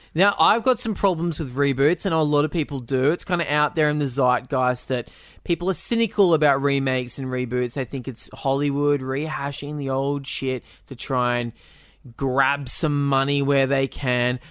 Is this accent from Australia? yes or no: yes; Australia